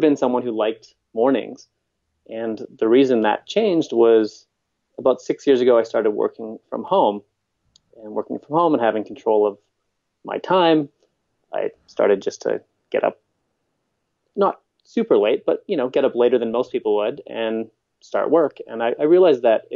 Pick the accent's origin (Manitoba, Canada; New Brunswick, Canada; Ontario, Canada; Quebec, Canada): Manitoba, Canada; Winnipeg; now in British Columbia, Canada; I'm not from here. I'm from Winnipeg, which is the middle of the country.